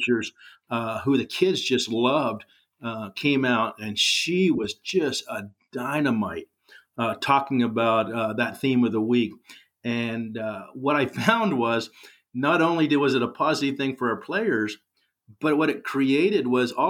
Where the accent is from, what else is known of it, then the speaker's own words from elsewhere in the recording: Corvallis, Oregon, United States; moved away as an adult; now in Sweet Home, United States; I was raised in Corvallis at a golden time.